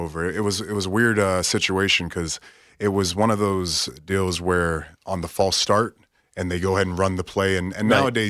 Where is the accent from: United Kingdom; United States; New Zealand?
United States; Pensacola, Florida; Pensacola, Florida.